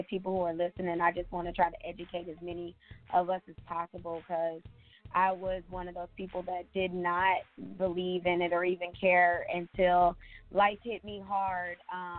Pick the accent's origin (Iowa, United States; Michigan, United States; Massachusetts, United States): Michigan, United States; moved away; I'm from Michigan, so of course I have to go back there and help my people too